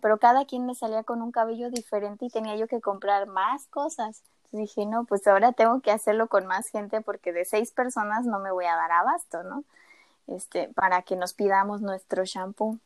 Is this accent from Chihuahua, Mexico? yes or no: no; Mérida, Yucatán, Mexico; also born or lived in Mexico City / Cancún / State of Mexico; a los siete nos mudamos a Mérida por cuestiones de trabajo eh, de mis papás, entonces, pues desde entonces toda mi escuela, desde primero hasta último de carrera, eh, los estudié acá